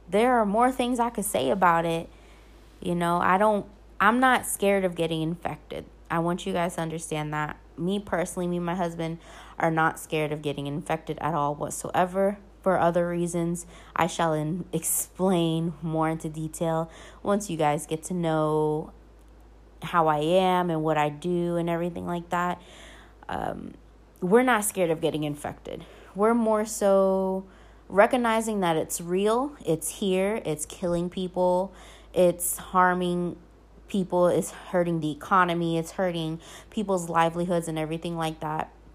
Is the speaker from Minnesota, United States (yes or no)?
no; Norfolk, Virginia, United States; moved away as an adult; now in Sicily, Italy; Norfolk to be exactly. I grew up in Ocean View. I grew up in East Ocean View, to be exact.